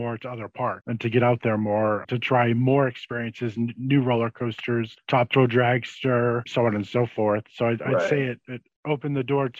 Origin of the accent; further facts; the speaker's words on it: New England, United States; I came from the Northeast. So the New England area.